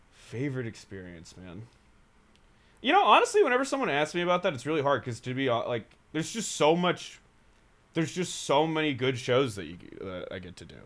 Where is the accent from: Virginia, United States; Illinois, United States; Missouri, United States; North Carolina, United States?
North Carolina, United States; Raleigh; also born or lived in San Francisco; now in Chicago, United States; grew up near Raleigh